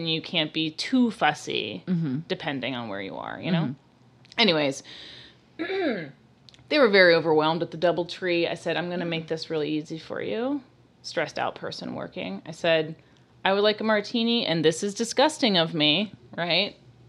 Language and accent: English; New York City, New York, United States; I'm from New York City, and sometimes we drink 50-50 martinis.